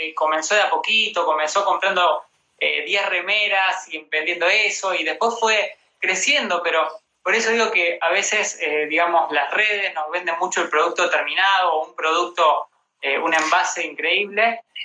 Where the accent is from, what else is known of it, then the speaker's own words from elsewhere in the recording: Rosario, Santa Fe, Argentina; now in Buenos Aires, Argentina; yo soy de Rosario